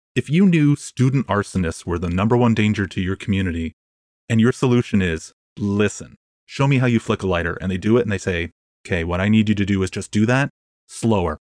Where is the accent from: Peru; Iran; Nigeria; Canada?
Canada; I'm Canadian.